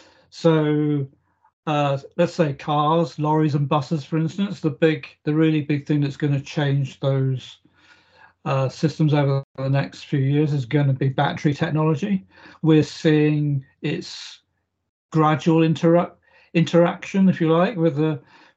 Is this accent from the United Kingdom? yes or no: yes; South Oxfordshire, South East England, United Kingdom; I grew up in South Oxfordshire, and that's in the middle of England.